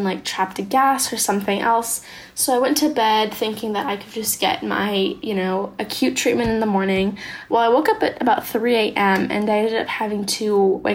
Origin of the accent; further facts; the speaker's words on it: San Diego, California, United States; I'm from San Diego, California, and I'm 17 years old.